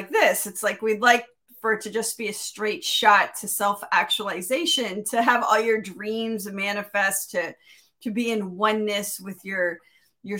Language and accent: English; Miami, Florida, United States; also born or lived in Pacific Northwest; now in Midwest, United States; I grew up in Miami